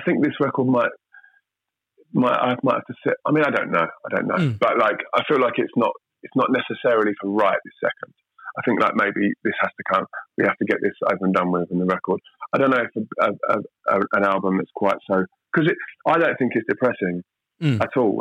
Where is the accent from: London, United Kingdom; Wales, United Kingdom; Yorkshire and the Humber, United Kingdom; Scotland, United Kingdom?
London, United Kingdom; I'm from Southeast London